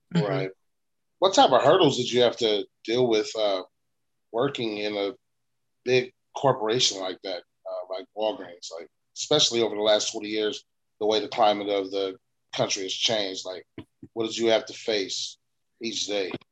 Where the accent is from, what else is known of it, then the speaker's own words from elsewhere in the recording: West Coast, United States; we're we're from the West Coast